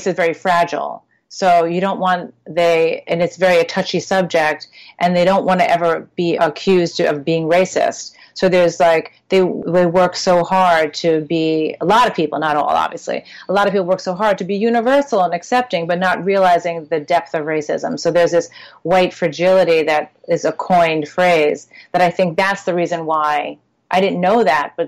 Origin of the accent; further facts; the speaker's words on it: Long Island, New York, United States; I grew up in Long Island in predominantly white schools